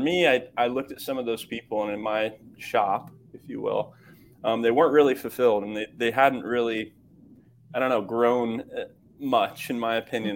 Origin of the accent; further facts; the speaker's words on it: Kokomo, Indiana, United States; moved away as an adult; I grew up in the Midwest in Kokomo, Indiana